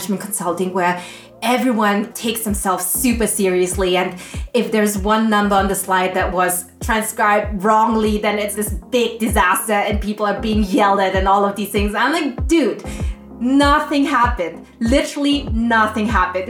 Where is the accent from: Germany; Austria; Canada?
Austria; I grew up in Austria